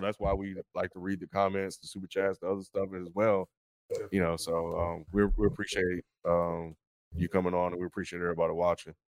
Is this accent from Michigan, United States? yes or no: no; Meridian, Mississippi, United States; moved away; Meridian, Mississippi.